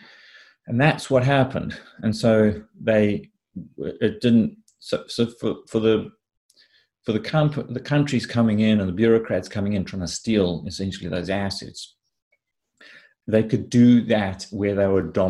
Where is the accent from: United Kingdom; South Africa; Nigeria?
South Africa; I grew up in Africa. In South Africa in particular